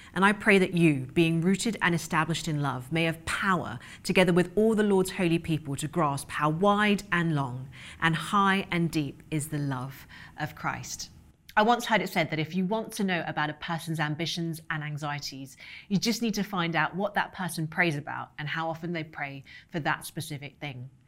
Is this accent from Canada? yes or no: no; London, United Kingdom; moved away; also born or lived in New York City; I grew up in London with parents who immigrated from Hong Kong